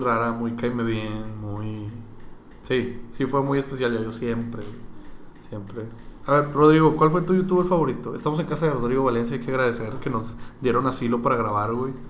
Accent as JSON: {"language": "Spanish", "town": "Monterrey", "region": "Nuevo León", "country": "Mexico", "said": "yo soy regio"}